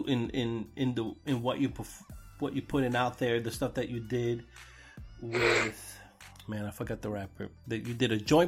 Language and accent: English; New York City, New York, United States; growing up in New York, growing up in Brooklyn